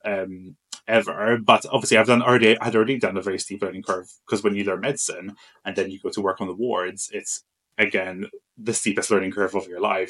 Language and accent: English; Malta; moved away as an adult; I'm from Malta originally. So um, I grew up in Malta um, and I went to university there